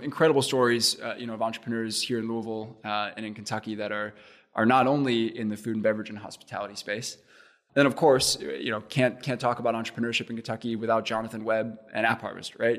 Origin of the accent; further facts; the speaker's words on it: Cape Town, Western Cape, South Africa; moved away as an adult; also born or lived in Indiana, United States; now in Indianapolis, United States; I grew up in Cape Town, went to, went to school there, uh, went to high school there, and then actually made it to Central Indiana to play baseball.